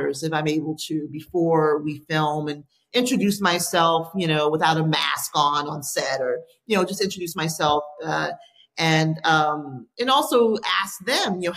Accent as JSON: {"language": "English", "town": "Miami", "region": "Florida", "country": "United States", "tie": "born or raised there", "moved": "as an adult", "lives_now": "Los Angeles, United States", "said": "I grew up in Miami, Florida."}